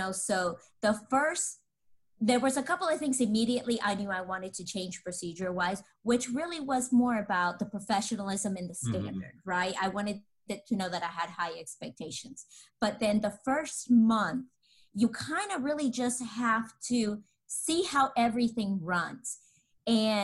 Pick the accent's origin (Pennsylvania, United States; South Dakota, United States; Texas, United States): Texas, United States; Dallas; I'm from Texas, Dallas